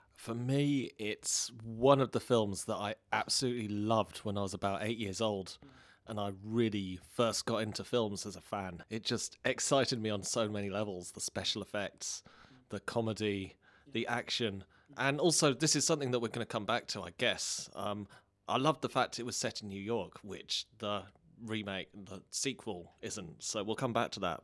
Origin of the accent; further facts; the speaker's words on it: England, United Kingdom; I'm English